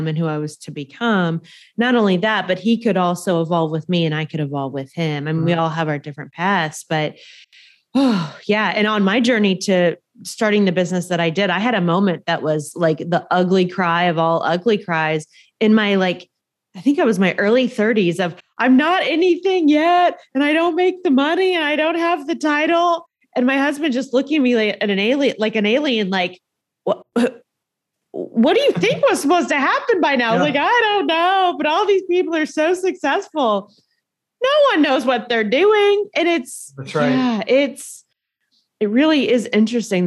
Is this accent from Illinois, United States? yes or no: no; Indiana, United States; I grew up very poor in Indiana